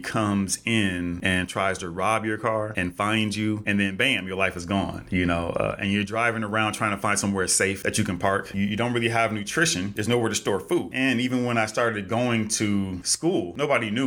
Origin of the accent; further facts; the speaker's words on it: California, United States; also born or lived in Los Angeles; I'm from Cali. I live in LA.